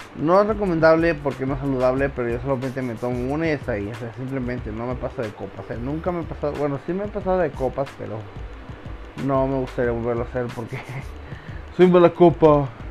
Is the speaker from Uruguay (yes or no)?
no; Mexico; also born or lived in Guadalajara, Mexico; aquí en México. Ya me mudé de mi pueblo, de Guadalajara a mi pueblo